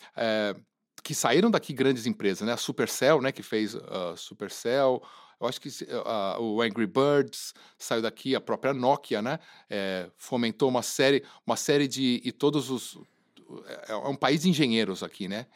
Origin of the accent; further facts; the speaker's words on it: Brazil; a gente ser brasileira é demais